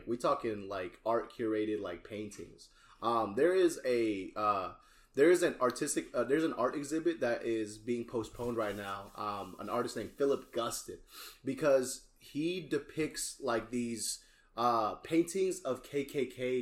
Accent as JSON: {"language": "English", "town": "Cimahi", "region": "West Java", "country": "Indonesia", "moved": "yes", "lives_now": "Houston, United States", "said": "I'm from Indonesia, bro. Representing Cimahi"}